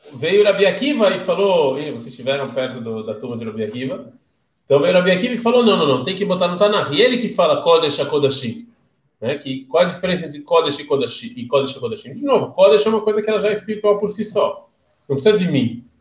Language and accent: Portuguese; Brazil; Eu sou do Brasil